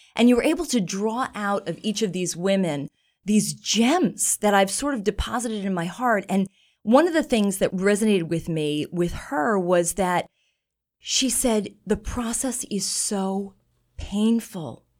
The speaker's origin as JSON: {"language": "English", "region": "New York", "country": "United States", "tie": "born or raised there", "moved": "yes", "lives_now": "Boston, United States", "said": "I grew up in New York"}